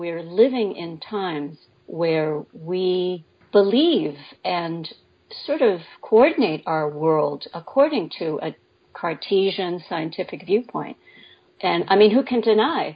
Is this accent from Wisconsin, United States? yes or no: no; New York City, New York, United States; moved away as an adult; now in Connecticut, United States; I was born and raised in New York City.